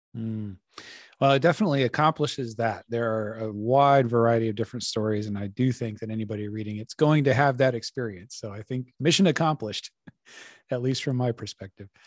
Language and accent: English; Colorado, United States; now in Laurel, Maryland, United States; I'm from Colorado originally